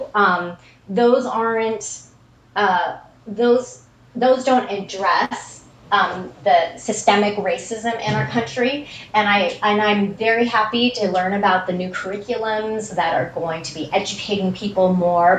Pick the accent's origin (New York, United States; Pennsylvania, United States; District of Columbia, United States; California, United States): California, United States; Malibu; when I was growing up in Malibu